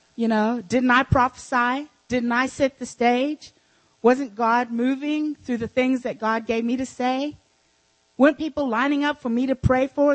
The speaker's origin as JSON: {"language": "English", "country": "South Africa", "tie": "born or raised there", "moved": "yes", "said": "when I was raised in South, in Africa, I had servants."}